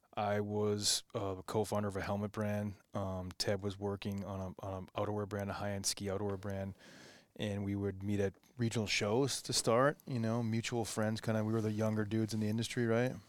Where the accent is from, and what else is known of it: New England, United States; born or raised there